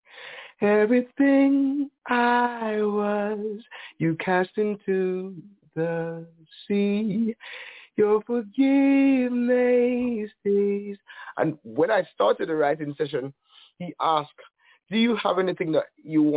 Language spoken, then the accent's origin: English; Falmouth, Trelawny, Jamaica; moved away as an adult; also born or lived in Montego Bay, Jamaica / Mandeville, Jamaica; now in Canada; I was born in Montego Bay, Jamaica, grew up in Falmouth, Trelawney, where I went to school and where I went to church